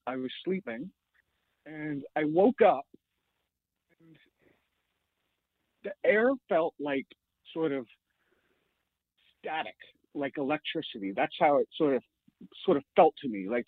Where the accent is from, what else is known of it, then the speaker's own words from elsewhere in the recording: Sainte-Anne-de-Sabrevois, Quebec, Canada; also born or lived in Montreal; I was born in Montreal, but I grew up in a town called Saint-Anne-de-Sablevois. It's about 40 minutes outside of Montreal